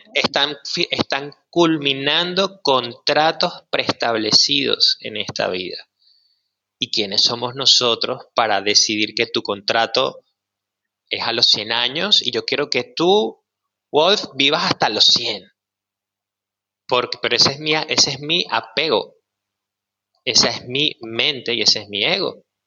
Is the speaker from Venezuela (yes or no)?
yes; Maracay, Aragua, Venezuela; moved away as an adult; also born or lived in Caracas; now in Mexico; Nací en Caracas y crecí en una ciudad que se llama Maracay